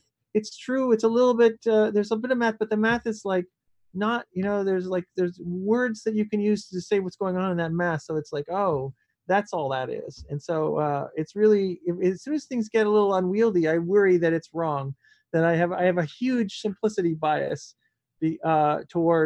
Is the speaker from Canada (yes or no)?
yes; Canada; I'm Canadian, so I speak French a bit